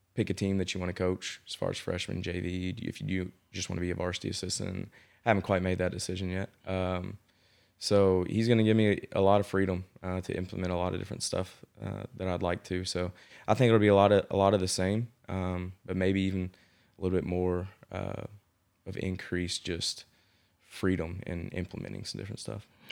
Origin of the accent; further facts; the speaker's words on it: Owen County, Kentucky, United States; I grew up in Owen County, um, which is on the other side of Frankfort from here